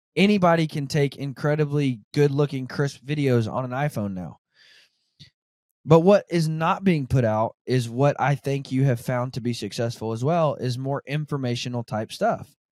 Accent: Northwest Arkansas, United States; now in Kansas, United States; I'm from Arkansas, um, Northwest Arkansas

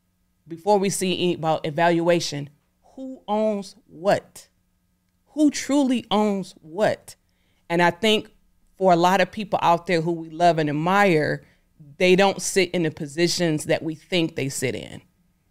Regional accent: Detroit, Michigan, United States; I'm a person, I'm from Detroit, I'm down to earth.

